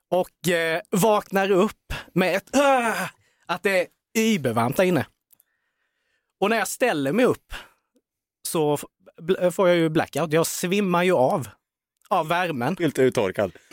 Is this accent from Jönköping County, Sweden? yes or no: yes; Värnamo, Jönköping County, Sweden; i Värnamo, oh. där jag är ifrån.